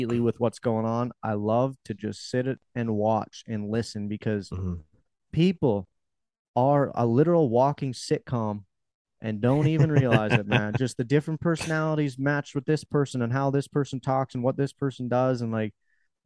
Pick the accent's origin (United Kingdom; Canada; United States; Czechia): Canada; Being Canadian, I can't even get on the TikTok creator fund